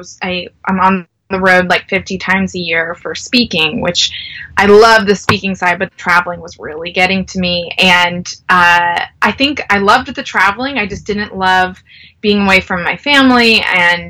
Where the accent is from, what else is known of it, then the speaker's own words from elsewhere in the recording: North Carolina, United States; I am from North Carolina